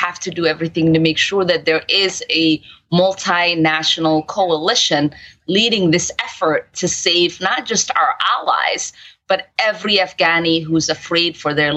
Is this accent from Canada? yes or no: no; Somalia; now in United States; I'm from Somalia